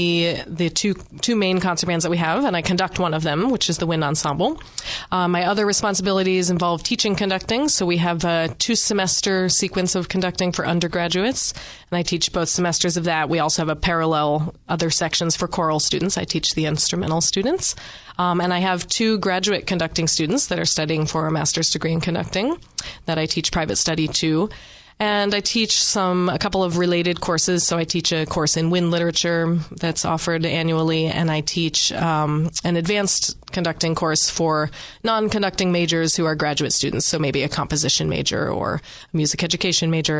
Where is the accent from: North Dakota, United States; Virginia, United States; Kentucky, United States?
Virginia, United States; Northern; moved away as an adult; now in Delaware, United States; we're from the Northern Virginia, D.C. suburbs